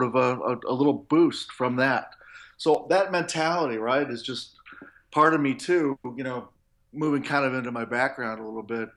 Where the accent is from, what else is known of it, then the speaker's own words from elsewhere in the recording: Milwaukee, Wisconsin, United States; now in Chicago, United States; I grew up in the Midwest in the U.S., right in Milwaukee, Wisconsin, just a little north of Chicago. I live in Chicago now